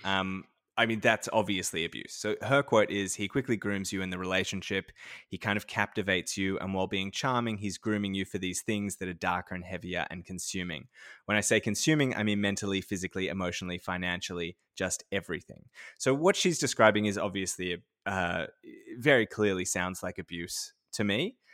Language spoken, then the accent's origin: English; Sydney, New South Wales, Australia; moved away as an adult; also born or lived in far north Queensland / Bendigo; I grew up in Sydney and I had never lived really anywhere outside of Sydney